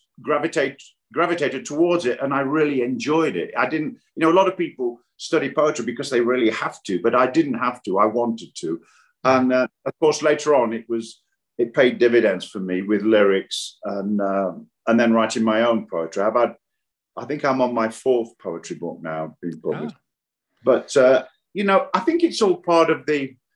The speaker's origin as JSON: {"language": "English", "town": "Nottingham", "region": "East Midlands", "country": "United Kingdom", "moved": "yes", "said": "I'm from Nottingham"}